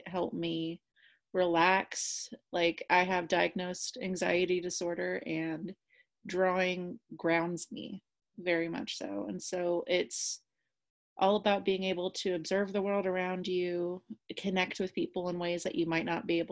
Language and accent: English; Kansas, United States; I'm from Kansas